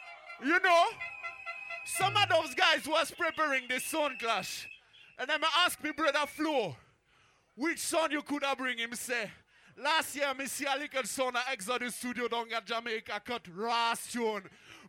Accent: Switzerland; You know, we come from Switzerland.

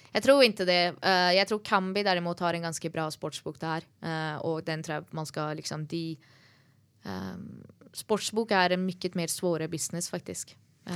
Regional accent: Norway; jeg som nordmann

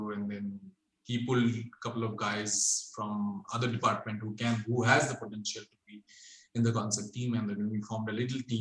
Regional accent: Kolkata, West Bengal, India; moved away as an adult; back in my hometown, which is in Kolkata.

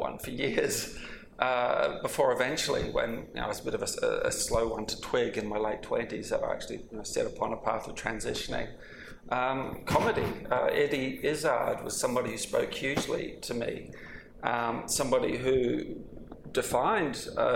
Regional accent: Wellington, New Zealand; I grew up in Wellington, New Zealand

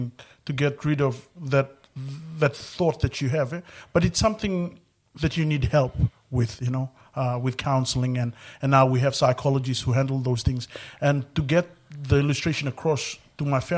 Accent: Fiji; I'm from Fiji

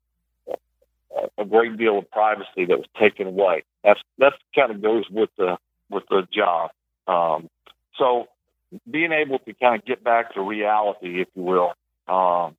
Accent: South Mississippi, United States; growing up in South Mississippi, we never got snow

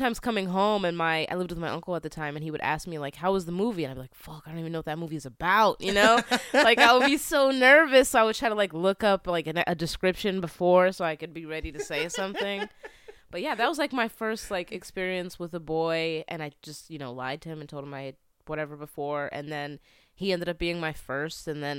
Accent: Philadelphia, Pennsylvania, United States; also born or lived in California; Yeah, so I moved around a lot, but I'm from the East Coast, like the Philly area.

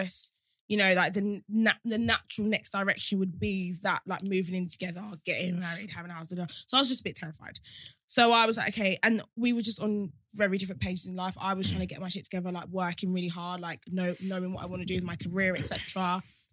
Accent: Kent, South East England, United Kingdom; growing up in Kent

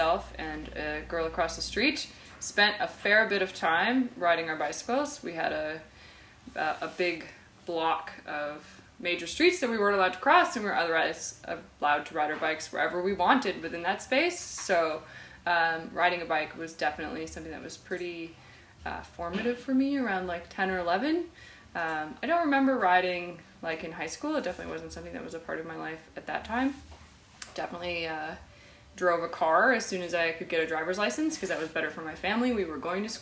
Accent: Denver, Colorado, United States; moved away as an adult; now in Peterborough, Canada; I grew up in Denver, Colorado.

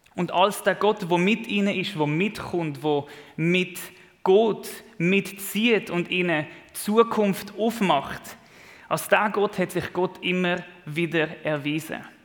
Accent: Switzerland; als Schweizer

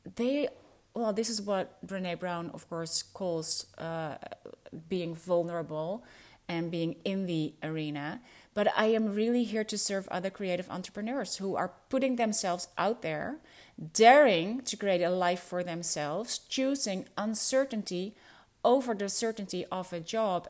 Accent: Netherlands; first language Dutch; English is a second language

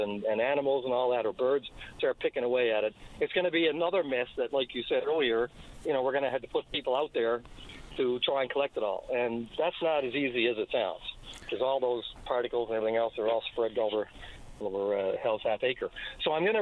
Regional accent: Corner Brook, Newfoundland and Labrador, Canada; as a very young boy growing up in Cornerbrook with him as a grandfather

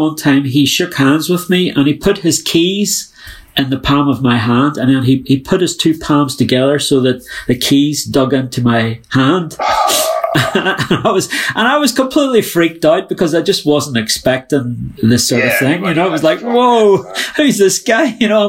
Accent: Ireland; because it was just such a violent time to be growing up in Ireland.

